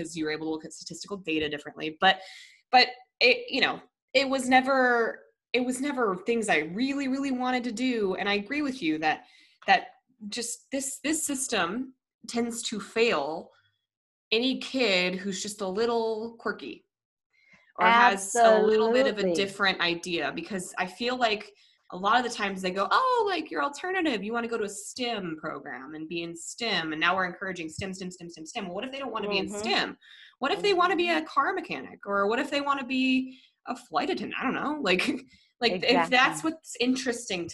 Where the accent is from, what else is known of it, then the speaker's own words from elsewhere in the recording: Colorado, United States; moved away; I'm from Colorado originally